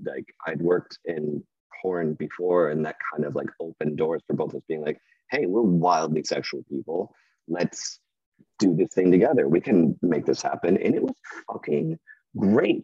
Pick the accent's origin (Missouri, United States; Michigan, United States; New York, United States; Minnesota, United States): Michigan, United States; Wyoming; also born or lived in Grand Rapids, Michigan; I was born in Grand Rapids, lived in Wyoming for the first twelve years of my okay. life